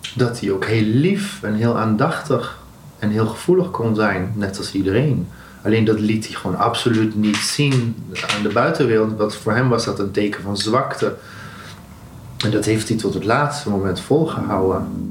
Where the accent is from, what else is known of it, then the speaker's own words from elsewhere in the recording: Netherlands; ik een Nederlander was